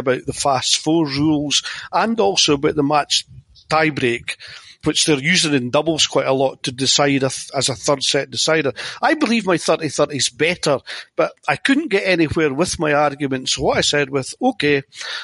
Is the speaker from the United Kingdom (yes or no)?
yes; Scotland, United Kingdom; being Scottish